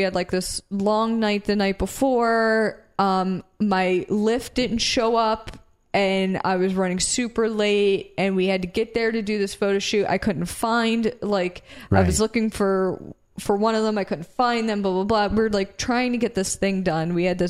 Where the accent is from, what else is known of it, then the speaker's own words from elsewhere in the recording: Philadelphia, Pennsylvania, United States; So we mentioned we're from Philadelphia area, right?